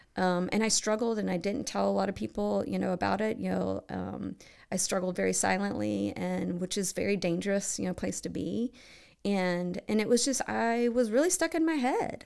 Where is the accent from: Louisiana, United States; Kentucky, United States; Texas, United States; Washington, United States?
Kentucky, United States; Bowling Green; moved away as an adult; now in Cincinnati, United States; I grew up in Bowling Green, Kentucky